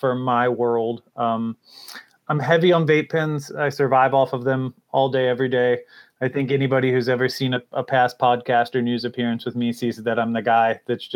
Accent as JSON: {"language": "English", "region": "Virginia", "country": "United States", "tie": "born or raised there", "also_born_or_lived": "Florida", "moved": "as an adult", "said": "I'm born and raised in Virginia"}